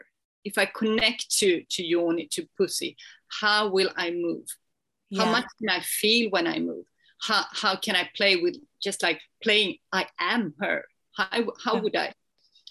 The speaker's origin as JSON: {"language": "English", "country": "Sweden", "said": "I'm from Sweden"}